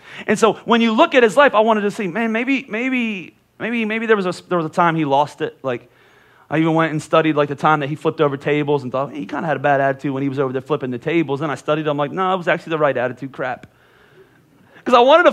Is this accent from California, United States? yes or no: no; Pennsylvania, United States; moved away; I'm from Pennsylvania